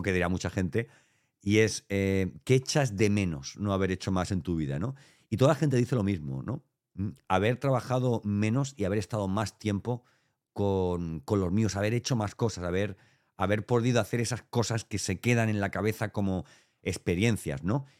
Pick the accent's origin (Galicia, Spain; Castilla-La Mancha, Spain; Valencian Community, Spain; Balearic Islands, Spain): Valencian Community, Spain; Elche; now in Andalusia, Spain; nosotros somos ilicitanos